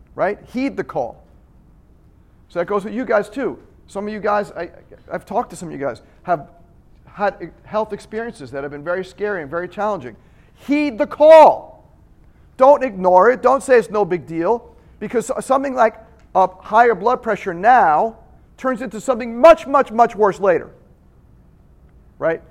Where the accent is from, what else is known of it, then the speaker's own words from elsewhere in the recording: Long Island, New York, United States; I'm from Long Island